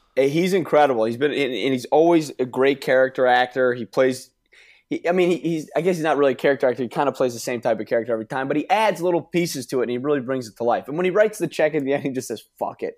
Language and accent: English; New York, United States; I'm from New York